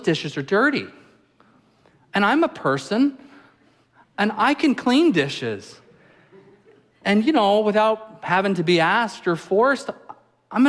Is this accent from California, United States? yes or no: yes; Apple Valley, California, United States; now in Alaska, United States; I grew up in Apple Valley, California, in the high desert.